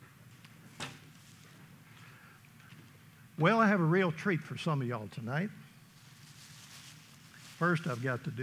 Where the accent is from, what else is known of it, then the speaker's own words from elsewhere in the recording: East Tennessee, United States; I grew up in East Tennessee